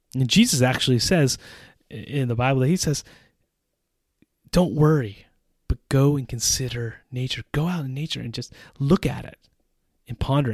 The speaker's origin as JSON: {"language": "English", "country": "United States", "moved": "as an adult", "lives_now": "Czech Republic"}